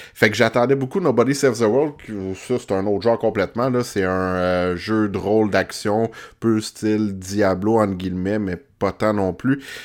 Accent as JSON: {"language": "French", "town": "Montreal", "region": "Quebec", "country": "Canada", "said": "je suis un petit Montréalais."}